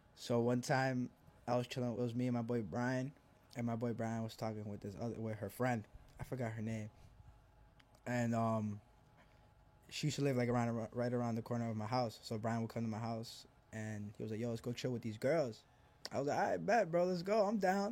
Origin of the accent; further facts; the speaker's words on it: Elizabeth, New Jersey, United States; also born or lived in Argentina / Milwaukee; I grew up here. Like, I'm from Jersey